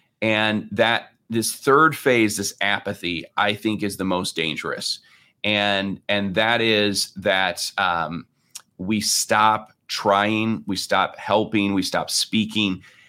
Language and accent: English; Lake Michigan area, United States; And I grew up here basically on Lake Michigan, and I'm a terrible swimmer, which is, you know, funny for somebody who grew up near the lake.